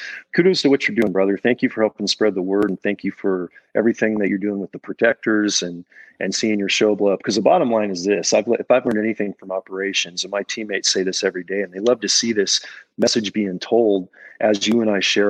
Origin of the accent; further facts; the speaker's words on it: Libby, Montana, United States; here in my hometown of Libby, Montana